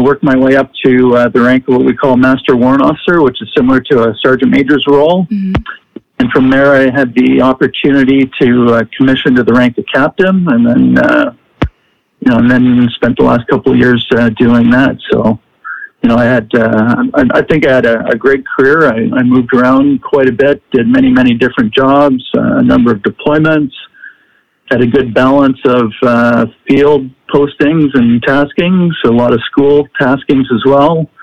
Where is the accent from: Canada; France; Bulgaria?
Canada; Ottawa, Ontario; I grew up in a city called Ottawa. Ottawa is in the province of Ontario.